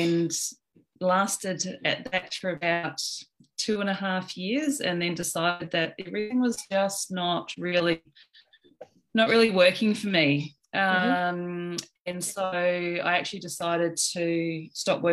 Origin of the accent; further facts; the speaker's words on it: New Zealand; now in Sydney, Australia; I'm from New Zealand originally, but I've lived in Australia for about 20 years.